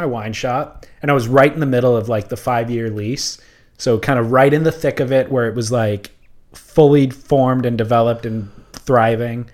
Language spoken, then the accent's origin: English; Huntington Beach, California, United States; I grew up surfing in Huntington Beach